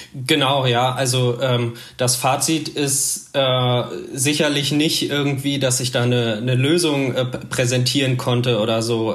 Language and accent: German; Münsterland, North Rhine-Westphalia, Germany; moved away as an adult; now in Berlin, Germany; ich komme eigentlich aus dem Münsterland, ähm, bin äh, aber vor zehn Jahren mal in Berlin und Umgebung gelandet